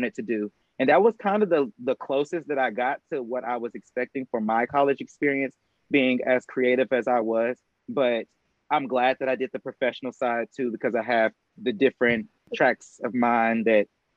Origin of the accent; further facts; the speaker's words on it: Murfreesboro, Tennessee, United States; I'm from Murfreesboro, Tennessee, born and raised. I'm here right now